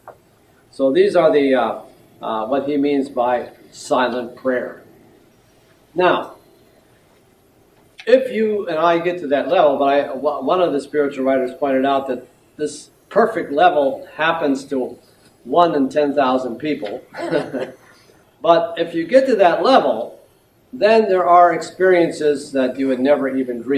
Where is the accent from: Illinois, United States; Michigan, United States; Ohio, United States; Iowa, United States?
Ohio, United States; Youngstown; when I was a young boy growing up in Youngstown, Ohio